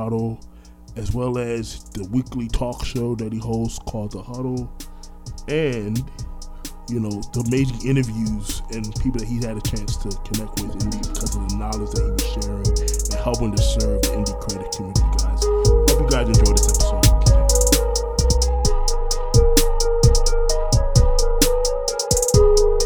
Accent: Orlando, Florida, United States; also born or lived in Brooklyn, New York; I was born in Brooklyn, but raised in Orlando.

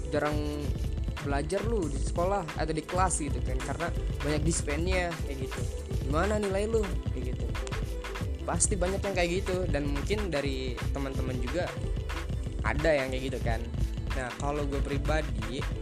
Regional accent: Bogor, West Java, Indonesia; also born or lived in Tegal; asal dari Bogor, tapi lahir di Tegal, Jawa Tengah. Jadi kalau bahasa gua ngalor ngidul, maaf ya guys ya.

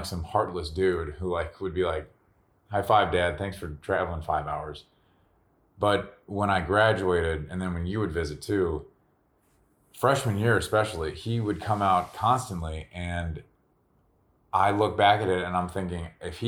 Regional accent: Midwest, United States; also born or lived in Wyoming; growing up in the Midwest

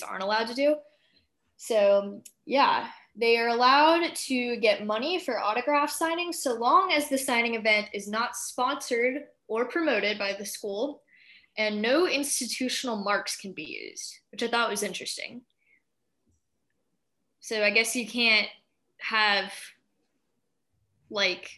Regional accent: Georgia, United States; my home state of Georgia

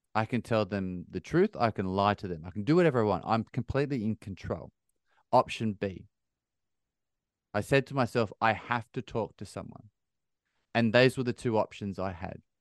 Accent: Bathurst, New South Wales, Australia; now in United Kingdom; I grew up in a small country town, three and a half hours northwest of Sydney in Australia, little town called Bathurst

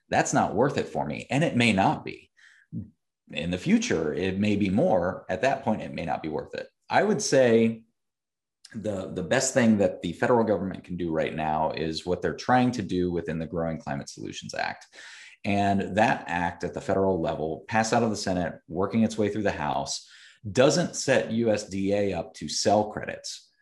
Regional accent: Columbus, Ohio, United States; I am from Central Ohio, uh, was born and raised here, um, did not grow up in the agriculture community, though. I grew up in the suburbs of Columbus

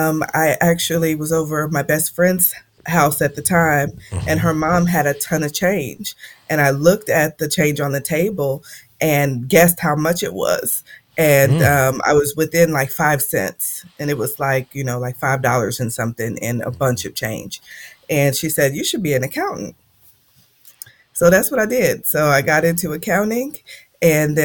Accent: Indianapolis, Indiana, United States; moved away as an adult; I'm from Indianapolis, Indiana, born and raised. I was there all my youth and half of my adult life.

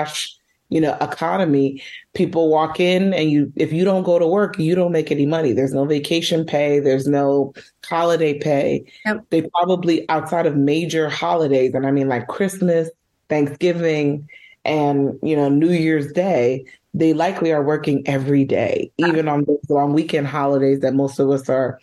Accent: New York City, New York, United States; I'm born and raised in New York, in Uptown Manhattan. I grew up in Washington Heights, but I live in Harlem now

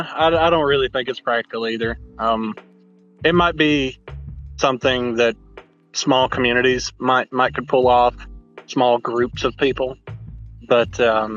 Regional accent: the South, United States; obviously I'm Southern, I grew up in the South, so, you know, being around farms, being on plant, or where, you know, gardens and stuff have been grown, I've been around all that.

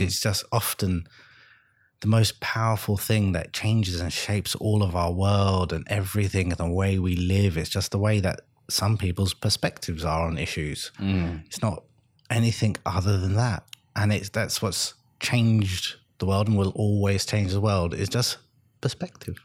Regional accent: London, United Kingdom; moved away as an adult; I grew up in London in the 80s

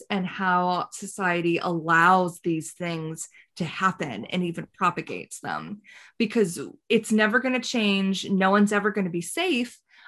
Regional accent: the rural South, United States; I also grew up in the rural South

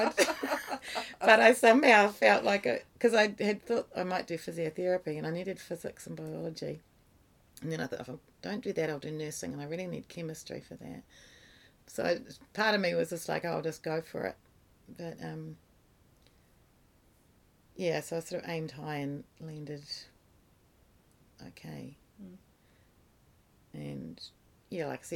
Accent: New Zealand; moved away as an adult; also born or lived in England; I left New Zealand with a youth group

